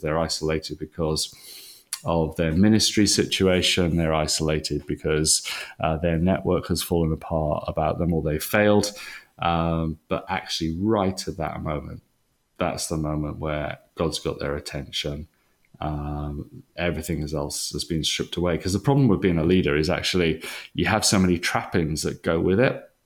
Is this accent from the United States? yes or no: no; Wales, United Kingdom; moved away as an adult; now in England; I'm I'm a Welshman, and um, you always take that with you.